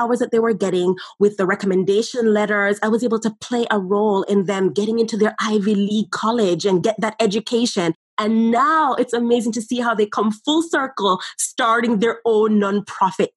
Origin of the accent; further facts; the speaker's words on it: Jamaica; as young children growing up in Jamaica